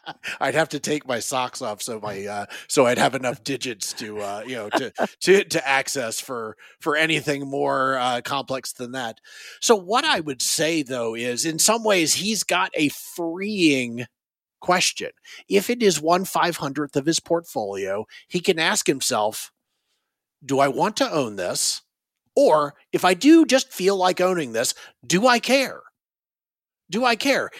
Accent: Raleigh, North Carolina, United States; now in Northern Virginia, United States; I grew up in Raleigh, North Carolina

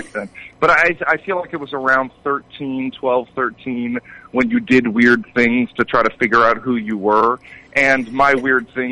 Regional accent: Portland, Oregon, United States; moved away; also born or lived in Los Angeles; I grew up in Portland, Oregon

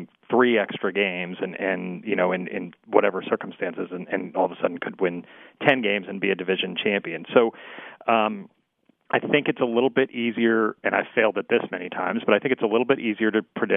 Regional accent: New England, United States; I grew up in New England

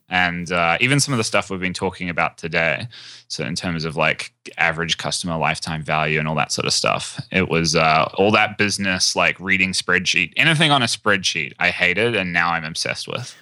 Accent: New Zealand; I'm from New Zealand.

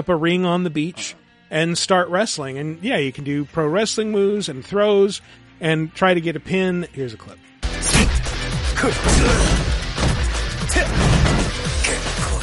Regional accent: Washington, United States; I was in Washington

